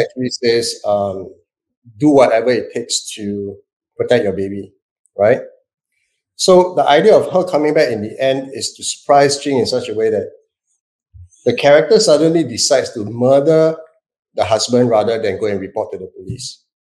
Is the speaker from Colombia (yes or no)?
no; Singapore; I'm Singaporean